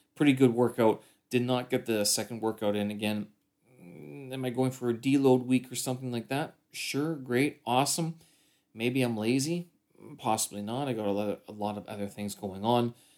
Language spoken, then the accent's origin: English; Canada; moved away as an adult; now in Beijing, China; I'm a Canadian expat here in Beijing.